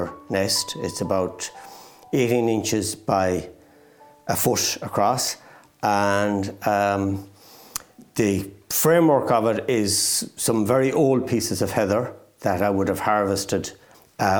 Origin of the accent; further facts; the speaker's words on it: East Galway, Connacht, Ireland; I'm from East Galway, so it's the same county, but a completely different landscape